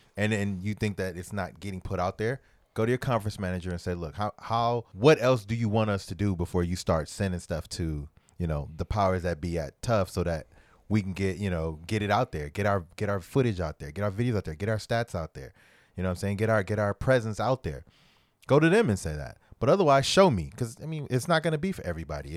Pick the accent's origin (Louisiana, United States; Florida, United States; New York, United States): Louisiana, United States; New Orleans; I'm from New Orleans